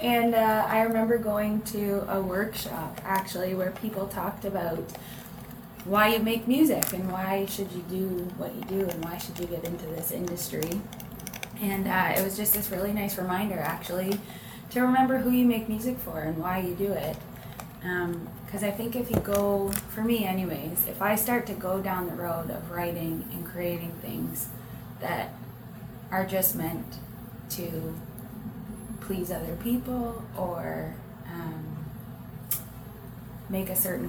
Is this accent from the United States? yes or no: no; London, Ontario, Canada; Yeah, yeah, we're the …. We hail from London, Ontario.